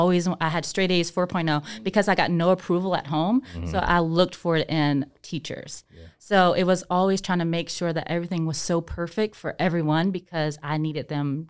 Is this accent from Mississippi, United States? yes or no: yes; Mississippi, United States; also born or lived in Alabama; because we're from Mississippi. Then we moved to Alabama, so we way down there.